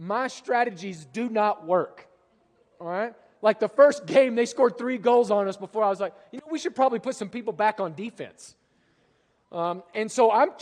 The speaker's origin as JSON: {"language": "English", "country": "United States", "also_born_or_lived": "Europe", "said": "as an American"}